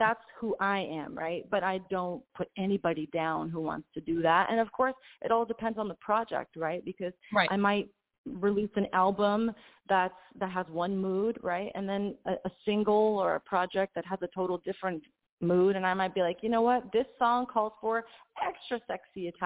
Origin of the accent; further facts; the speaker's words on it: New York City, New York, United States; moved away as an adult; also born or lived in Italy; I'm from Queens, New York